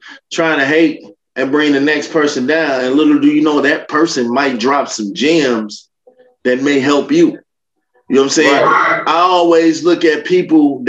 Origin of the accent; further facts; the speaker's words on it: Chicago, Illinois, United States; I'm from Chicago. It's very real. Like, Chicago people, they hate to see the next person come up.